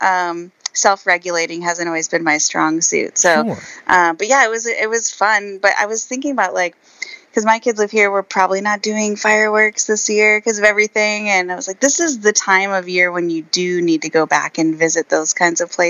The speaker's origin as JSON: {"language": "English", "region": "South Dakota", "country": "United States", "tie": "born or raised there", "said": "I grew up in South Dakota"}